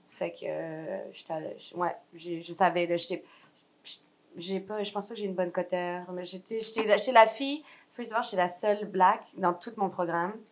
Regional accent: France; born there; Puis vu que je suis née en France, j'avais mon passeport français

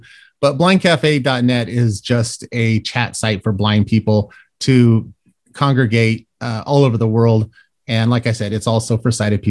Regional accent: Colorado, United States; now in Florida, United States; because I was born in Florida but raised out in Colorado because of military family

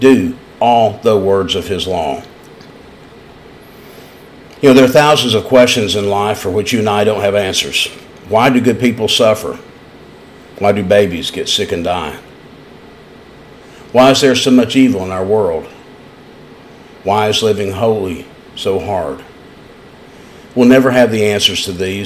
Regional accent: East Tennessee, United States; accent: East Tennessee; also born or lived in London; when I was a young boy growing up in East Tennessee

